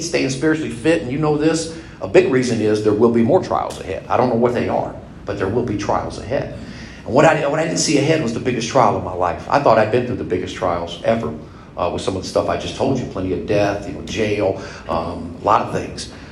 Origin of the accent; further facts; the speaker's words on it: California, United States; moved away as an adult; now in Indiana, United States; I was raised in California, went all through high school